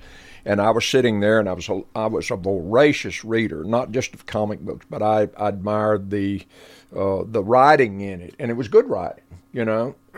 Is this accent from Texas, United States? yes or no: yes; Lubbock, Texas, United States; So we're approaching my 80th year on the planet, and Lubbock was a great place to grow up because music was in the water.